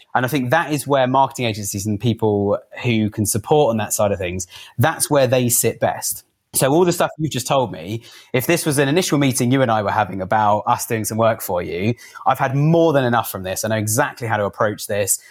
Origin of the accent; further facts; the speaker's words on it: Cobham, South East England, United Kingdom; I grew up in Cobham in Surrey